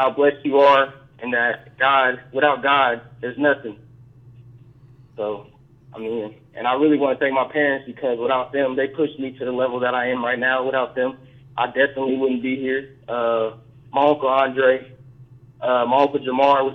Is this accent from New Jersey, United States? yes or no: no; Topeka, Kansas, United States; moved away; I'm from Topeka, Kansas